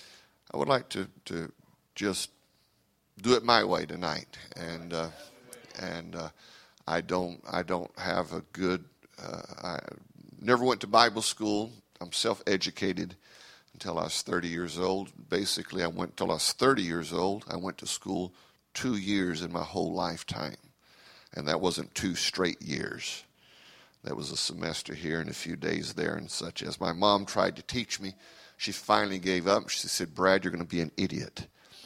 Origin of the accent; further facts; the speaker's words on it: Brazil; English is a second language; also born or lived in United States; I am an American by birth, but I am a Brazilian by raising. I was raised in Brazil, and so it is very difficult for me to function outside of my what I'm used to.